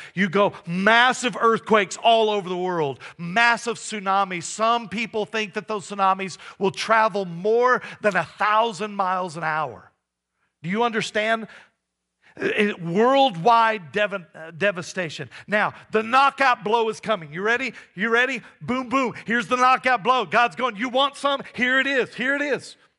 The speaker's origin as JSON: {"language": "English", "region": "Texas", "country": "United States", "tie": "born or raised there", "moved": "yes", "lives_now": "Johnstown, United States", "said": "I grew up in Texas, and we go back every once in a while to visit family."}